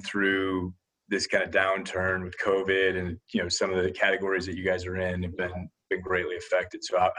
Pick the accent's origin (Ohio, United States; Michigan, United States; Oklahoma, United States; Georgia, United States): Ohio, United States; Toledo